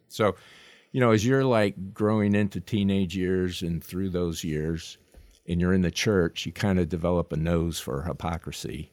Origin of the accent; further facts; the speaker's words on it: Long Island, New York, United States; moved away; I wasn't born there, but I grew up there